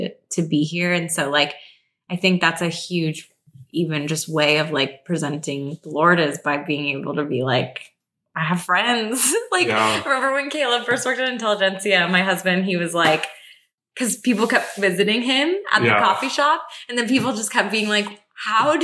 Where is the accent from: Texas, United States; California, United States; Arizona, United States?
Arizona, United States; Phoenix; now in Los Angeles, United States; I'm from Phoenix